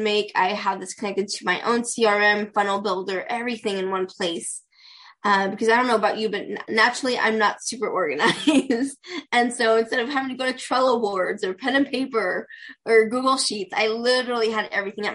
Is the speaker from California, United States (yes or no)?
yes; Pasadena, California, United States; I'm from Pasadena, California. Born and raised Southern California girl, so I love where I'm